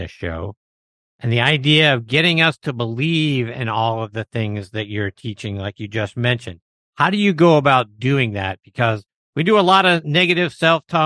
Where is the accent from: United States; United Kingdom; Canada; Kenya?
United States; Pittsburgh, Pennsylvania; I'm from Pittsburgh